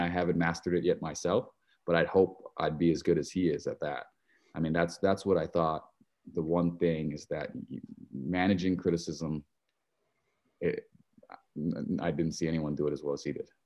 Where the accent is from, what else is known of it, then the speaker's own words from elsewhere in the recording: Hilo, Hawaii, United States; moved away; I grew up in Hilo, Hawaii, uh, a little city, fifty thousand people